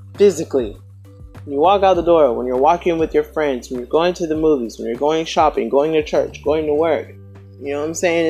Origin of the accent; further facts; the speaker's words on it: the South, United States; I'm from the South, and it's Southern hospitality